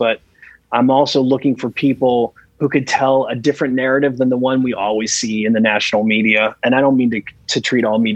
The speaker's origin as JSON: {"language": "English", "region": "Western Pennsylvania", "country": "United States", "tie": "born or raised there", "said": "I grew up in Western PA. I'm as post-industrial as they come."}